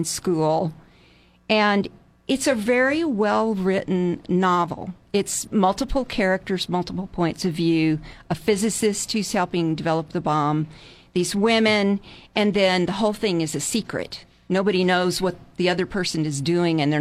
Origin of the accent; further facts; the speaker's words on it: Texas, United States; also born or lived in Monterey, California; now in Central Coast, California, United States; I grew up in Texas